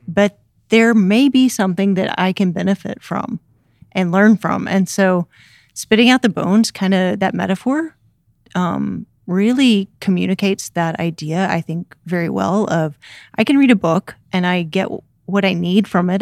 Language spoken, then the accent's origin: English; Memphis, Tennessee, United States; moved away as an adult; I'm originally from Memphis, Tennessee